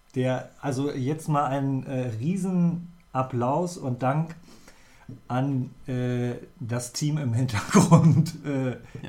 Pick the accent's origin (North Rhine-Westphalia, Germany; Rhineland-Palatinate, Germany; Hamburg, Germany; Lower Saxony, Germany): Lower Saxony, Germany; near Göttingen; now in Bremen, Germany; Ich habe in der Nähe von Göttingen bin ich groß geworden